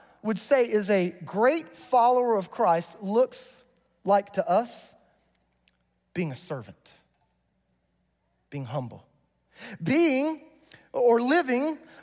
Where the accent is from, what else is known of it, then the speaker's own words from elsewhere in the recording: North Carolina, United States; I grew up in North Carolina in this small little church, and we had deacons